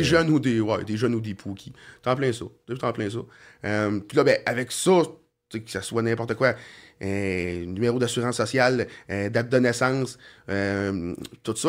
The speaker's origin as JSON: {"language": "French", "town": "Sorel-Tracy", "region": "Quebec", "country": "Canada", "tie": "born or raised there", "said": "je suis né à Sorel, puis je vais, je crever à Sorel"}